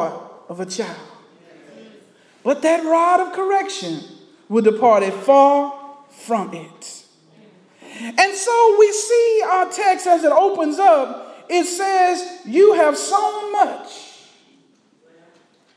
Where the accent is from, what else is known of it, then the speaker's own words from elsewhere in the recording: Texas, United States; growing up in Texas. As a little boy, I would be out in the fields working with my dad